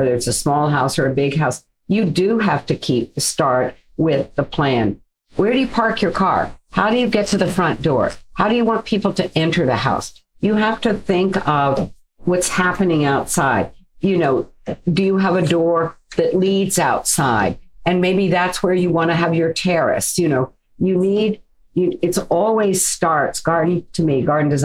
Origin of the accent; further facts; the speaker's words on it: Virginia, United States; moved away; my growing up in Virginia is we lived out in the country